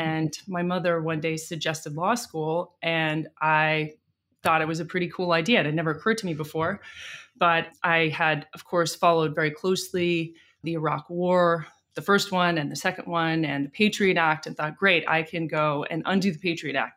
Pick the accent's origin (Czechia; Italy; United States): United States; also born or lived in London, United Kingdom / Washington, D.C., United States / San Francisco, United States; I grew up in New York and D C